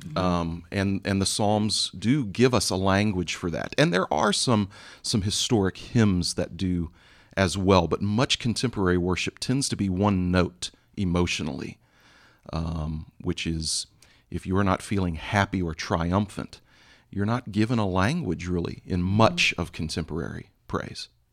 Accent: Texas, United States; moved away; my home state in Texas

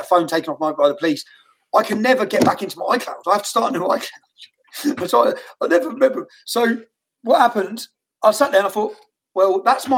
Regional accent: Luton, East of England, United Kingdom; Luton Town Centre, my hometown

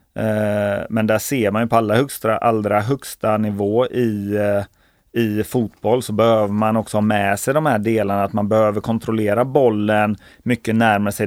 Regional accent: Kungsbacka, Halland County, Sweden; där jag är uppväxt i Kungsbacka

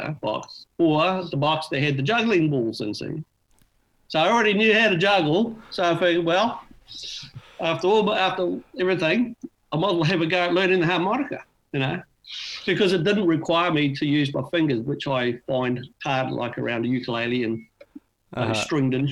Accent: Auckland, New Zealand; moved away as an adult; now in Australia; I'm from New Zealand. Grew up in Auckland, New Zealand

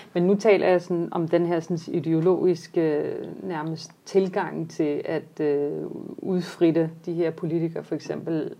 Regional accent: Denmark; mange af vores generation netop folk, der er født og opvokset i Danmark

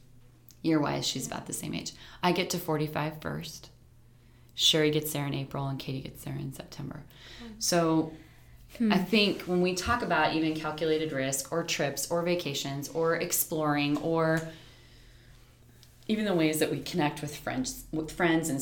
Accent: Nebraska, United States; we're the only people from Nebraska

